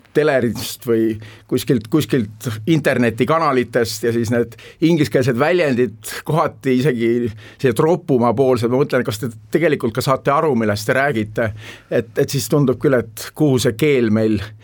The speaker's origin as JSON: {"language": "Estonian", "town": "Tallinn", "region": "Harju County", "country": "Estonia", "tie": "born or raised there", "also_born_or_lived": "New York, United States", "moved": "yes", "said": "Tallinn on mu sünnilinn, ma olen siin üles kasvanud"}